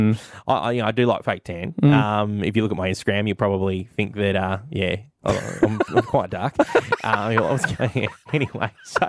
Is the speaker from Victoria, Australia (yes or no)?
no; Tasmania, Australia; I'm from Tasmania